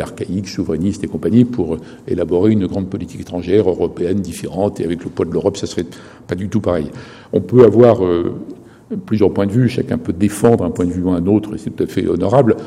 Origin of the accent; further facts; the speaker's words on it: France; en tant que Français